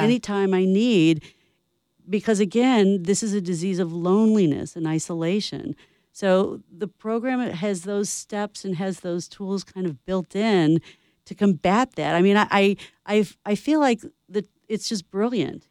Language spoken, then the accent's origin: English; St. Louis, Missouri, United States; moved away; I'm from St. Louis